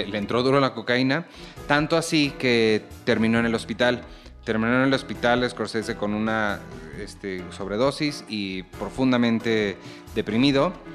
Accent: Mexico; México es un país pues, muy católico, ¿no? Creo que todos aquí crecimos como católicos

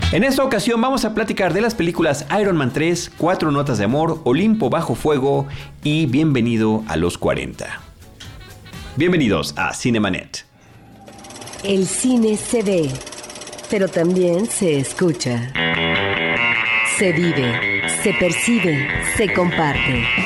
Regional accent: Mexico

